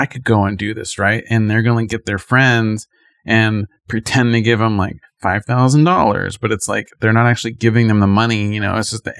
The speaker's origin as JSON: {"language": "English", "town": "Hollywood", "region": "California", "country": "United States", "tie": "born or raised there", "said": "Growing up in Hollywood, we saw maybe actors like at the red carpet"}